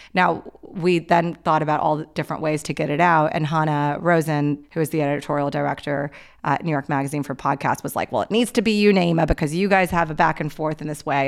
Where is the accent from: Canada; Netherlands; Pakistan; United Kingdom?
Pakistan; I'm Pakistani